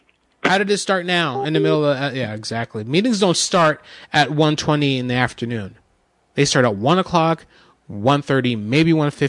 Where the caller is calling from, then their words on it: New York, United States; From New York.